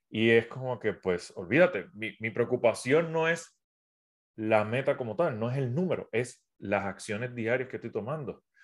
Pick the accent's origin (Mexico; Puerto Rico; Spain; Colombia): Puerto Rico; also born or lived in South America; soy de Puerto Rico, aunque mi acento no parezca, llevo cuatro, estuve cuatro años viviendo en Sudamérica, viajando por todo Sudamérica